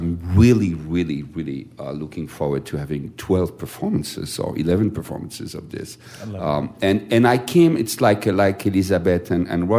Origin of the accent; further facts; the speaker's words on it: Strasbourg, Grand Est, France; I was born in Strasbourg, as you know, and in Strasbourg, all the operetta repertoire was done in German. So I grew up with the Lustige Witwe